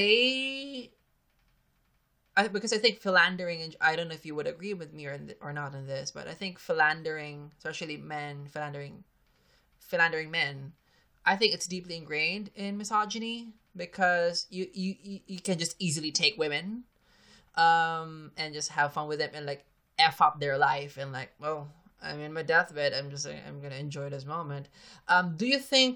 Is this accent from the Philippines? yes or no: yes; Philippines; I'm a Filipino.